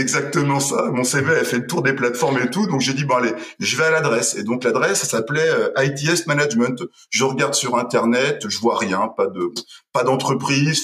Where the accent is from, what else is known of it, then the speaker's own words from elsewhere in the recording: Parthenay, Nouvelle-Aquitaine, France; moved away as an adult; now in Pau, France; je viens d'un petit village en, Deux-Sèvres, euh, à Partenay exactement, et ça fait 15 ans maintenant que je vis sur euh, sur Pau, dans le sud-ouest